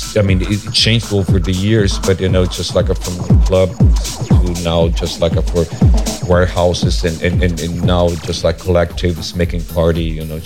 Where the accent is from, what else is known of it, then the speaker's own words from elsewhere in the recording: São Paulo, Brazil; moved away as an adult; now in Copenhagen, Denmark; I'm from São Paulo, a Brazilian, and I've been living in São Paulo for 35 years, actually.